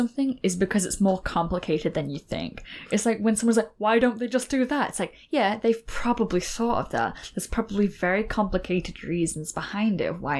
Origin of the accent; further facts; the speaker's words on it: Scotland, United Kingdom; Oh, I love that there's still, like, in old cities, like here in my hometown, there's still a bathhouse.